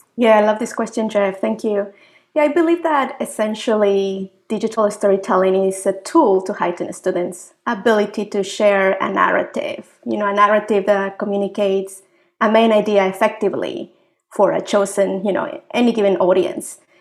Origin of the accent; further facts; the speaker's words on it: Mexico; moved away as an adult; also born or lived in Africa / Asia / North America; now in Manitoba, Canada; I'm proud Mexican. I've uh, been living overseas for uh, almost two decades